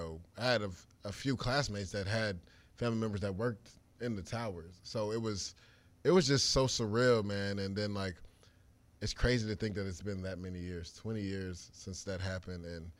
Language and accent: English; Tampa, Florida, United States; I grew up in Tampa.